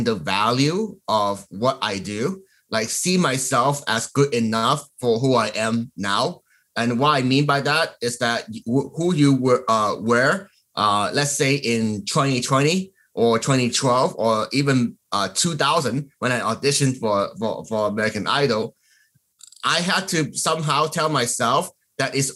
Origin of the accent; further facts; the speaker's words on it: Hong Kong; moved away; I was born in Hong Kong